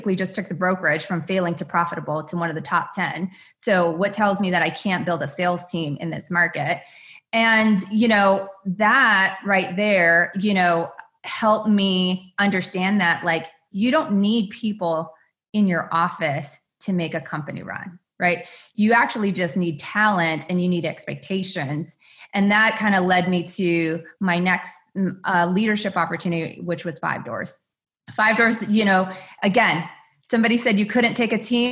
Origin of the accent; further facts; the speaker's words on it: Bay Area, California, United States; moved away as an adult; also born or lived in Phoenix; I had been born and raised in the Bay Area